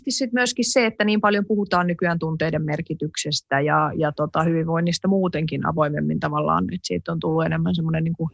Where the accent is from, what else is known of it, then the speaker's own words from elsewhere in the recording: Finland; also born or lived in Sweden / United States; sitten kun muutti Suomeen, niin vaikka mä olin niin kuin silloin nuorikin, niin kyllä mä silti, silti niin kuin hämmästelin tätä meidän suomalaista vuorovaikutustapaa